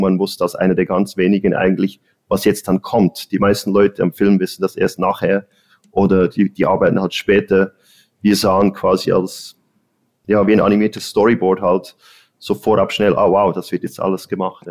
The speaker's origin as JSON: {"language": "German", "region": "Bern", "country": "Switzerland", "tie": "born or raised there", "also_born_or_lived": "Zurich", "moved": "as an adult", "lives_now": "Los Angeles, United States", "said": "ich bin ursprünglich aus Bern, ich bin in der Schweiz aufgewachsen"}